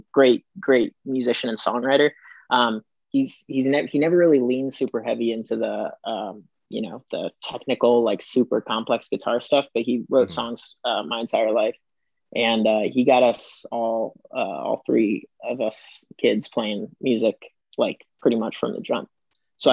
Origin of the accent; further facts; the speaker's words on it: Fort Myers, Florida, United States; moved away as an adult; also born or lived in Cleveland, Ohio / California; now in Atlanta, United States; I was born in Cleveland, um, but I went to school most of my life in uh, Florida, in Fort Myers area